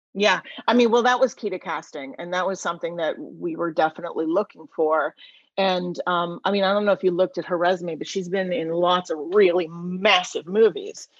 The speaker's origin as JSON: {"language": "English", "country": "United States", "tie": "born or raised there", "said": "I grew up right outside of Washington DC"}